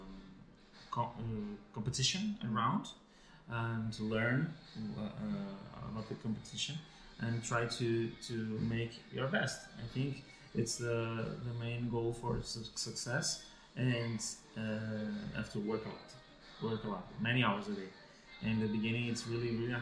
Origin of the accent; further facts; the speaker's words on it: Vila Nova de Gaia, Norte, Portugal; also born or lived in Germany; now in Porto, Portugal; I'm from Gaia